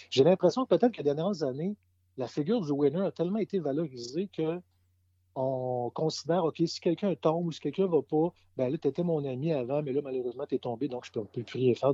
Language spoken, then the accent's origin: French; Quebec City, Quebec, Canada; j'ai grandi dans le Vieux-Québec, je suis né dans le Vieux-Québec, j'ai grandi dans le Vieux-Québec